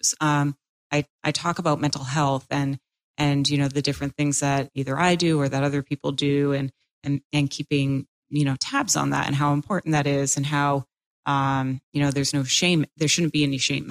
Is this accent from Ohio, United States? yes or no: no; Massachusetts, United States; moved away as an adult; also born or lived in Quincy, Massachusetts; now in Florida, United States; I'm from Massachusetts